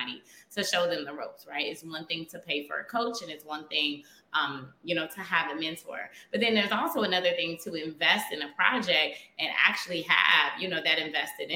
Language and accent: English; Chicago, Illinois, United States; I am born and raised in Chicago